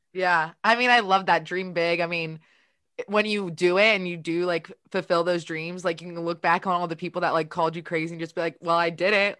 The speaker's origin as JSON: {"language": "English", "town": "Baltimore", "region": "Maryland", "country": "United States", "said": "I'm from Baltimore"}